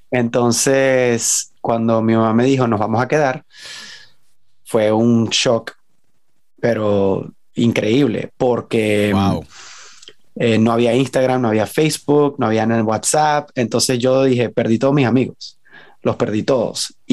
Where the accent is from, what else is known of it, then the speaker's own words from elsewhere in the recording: Venezuela; moved away; aunque he vivido la mayoría de mi vida en el exterior, cuando la gente me pregunta qué eres, soy venezolano, pues.